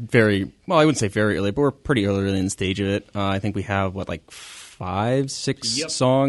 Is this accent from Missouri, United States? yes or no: no; Connecticut, United States; moved away; Now I'm from Connecticut.